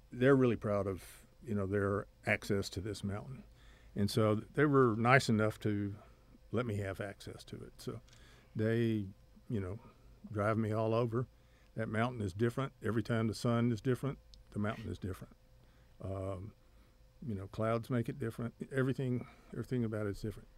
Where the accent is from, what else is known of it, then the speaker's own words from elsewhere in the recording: Odessa, Texas, United States; also born or lived in Corpus Christi, Texas; I grew up in Odessa, Texas.